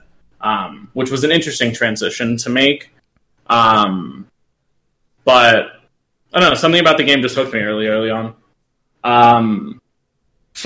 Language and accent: English; Arizona, United States; I'm from Arizona.